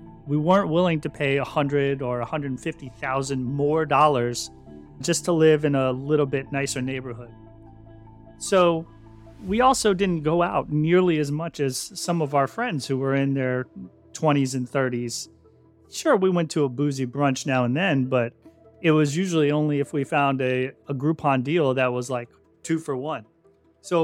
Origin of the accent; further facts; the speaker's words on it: Connecticut, United States; also born or lived in New Jersey / Deltona, Florida; Going back, way back, I grew up in Connecticut and later New Jersey before finally moving to Deltona, Florida, where I went to high school.